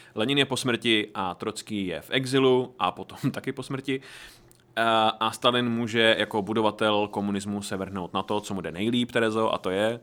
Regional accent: Horní Slavkov, Karlovy Vary Region, Czechia; já jsem byl z Horního Slavku

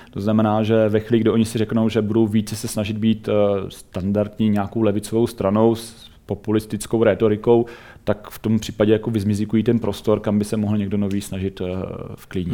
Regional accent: Czechia; my jako Češi

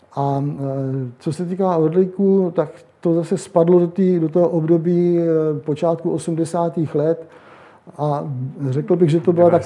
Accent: Jihlava, Vysočina Region, Czechia; also born or lived in Prague; Já jsem původem z Jihlavy

